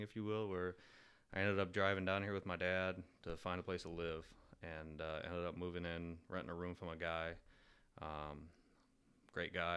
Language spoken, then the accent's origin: English; suburbs of Detroit, Michigan, United States; moved away as an adult; born and raised in Michigan, I've never been to the U P.